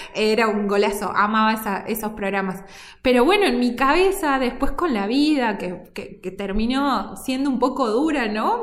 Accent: Córdoba, Argentina; now in Salta, Argentina; yo soy cordobesa, vivo en Salta de del 2006, pero yo digo cordobesa de nacimiento, pero salteña

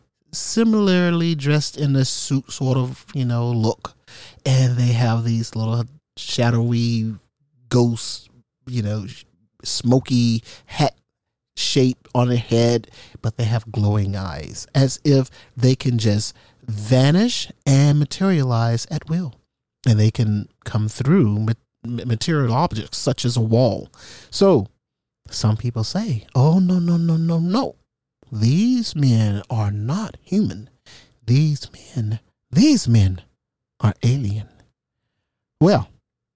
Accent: United States; I was from America

